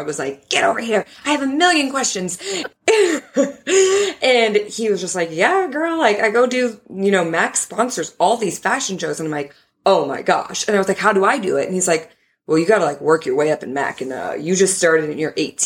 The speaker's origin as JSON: {"language": "English", "region": "Minnesota", "country": "United States", "tie": "born or raised there", "said": "I grew up in Minnesota."}